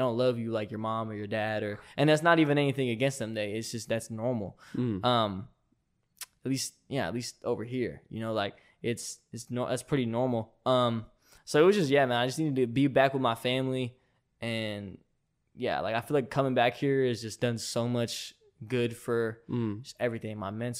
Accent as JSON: {"language": "English", "town": "Mesa", "region": "Arizona", "country": "United States", "tie": "born or raised there", "also_born_or_lived": "Texas", "said": "Yeah, I was born in Mesa."}